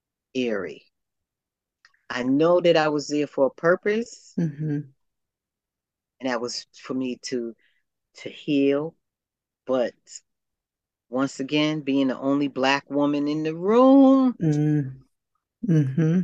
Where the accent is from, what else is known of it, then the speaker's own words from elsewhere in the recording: Boston, Massachusetts, United States; I grew up in the South End of Boston